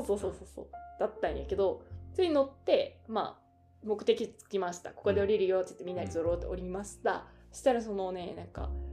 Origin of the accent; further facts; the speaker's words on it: Okayama, Japan; accent: Okayama-ben; moved away as an adult; also born or lived in Osaka / Kansai; now in Tokyo, Japan; 実は私岡山出身なんです